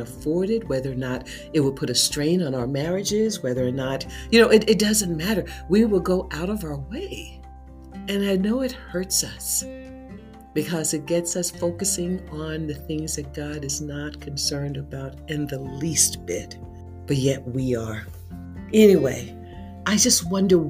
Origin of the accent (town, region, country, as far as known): United States